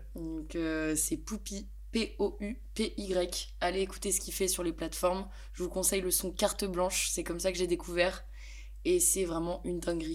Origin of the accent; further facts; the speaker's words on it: Besançon, Bourgogne-Franche-Comté, France; moved away as an adult; now in Lyon, France; je viens de Besançon dans l'est de la France